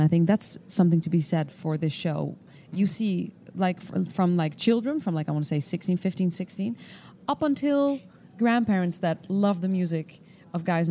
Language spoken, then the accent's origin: English; Netherlands; moved away; I'm from Holland